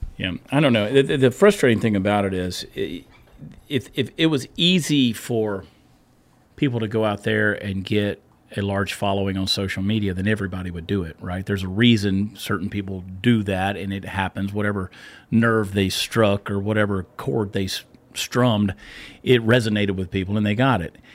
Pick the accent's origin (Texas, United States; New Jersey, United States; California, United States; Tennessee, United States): Texas, United States; as a Texan